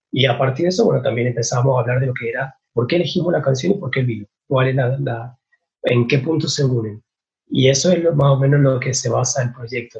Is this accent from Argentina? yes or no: yes; San Martín, Mendoza, Argentina; soy de San Martín Mendoza